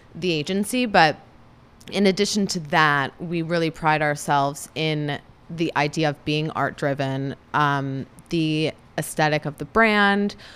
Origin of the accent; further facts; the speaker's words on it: Cleveland, Ohio, United States; now in Los Angeles, United States; I grew up in Cleveland, Ohio